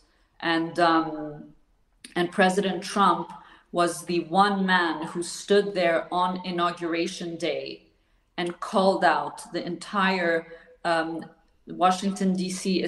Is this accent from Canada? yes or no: no; Switzerland; I'm not American. I'm sitting here in Switzerland for your viewers who don't know, I am Swiss and I'm based here